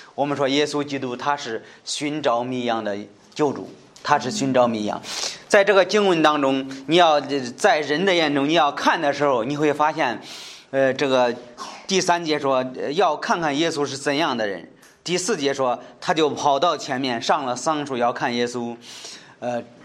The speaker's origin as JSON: {"language": "Chinese", "country": "China", "said": "在我们中国人说是汉奸，是人非常讨厌、非常不接受的人"}